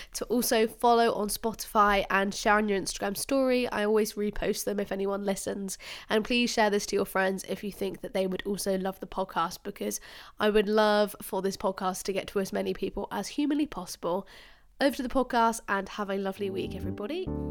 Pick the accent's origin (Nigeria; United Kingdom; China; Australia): United Kingdom; London; I grew up in South London